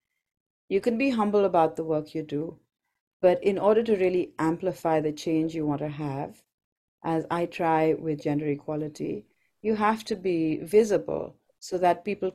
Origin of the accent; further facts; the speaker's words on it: Kolkata, West Bengal, India; as a child growing up in Calcutta, I worked with Mother Teresa